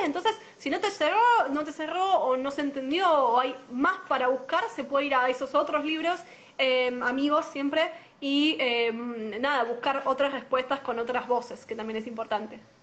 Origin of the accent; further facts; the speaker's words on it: La Matanza, Buenos Aires Province, Argentina; yo soy de La Matanza